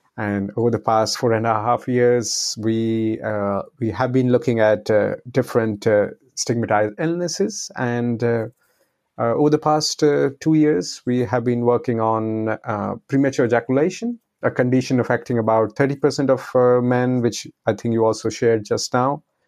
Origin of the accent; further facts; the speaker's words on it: India; now in Netherlands; I'm originally from India, and uh, now I'm uh, living in the Netherlands.